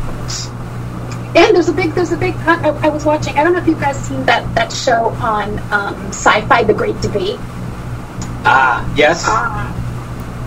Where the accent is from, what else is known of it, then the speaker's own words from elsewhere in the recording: Portugal; I come from Portugal, so most teenage boys are pretty facially hairy because it's just an ethnic thing